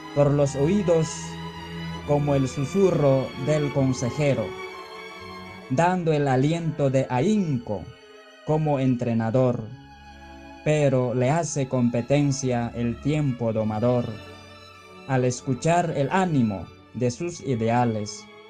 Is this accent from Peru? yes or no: yes; Peru; de Perú